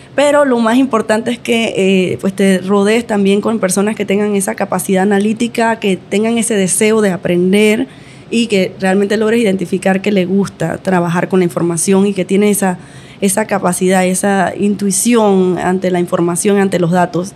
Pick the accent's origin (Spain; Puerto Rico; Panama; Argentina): Panama; tengo 36, soy panameña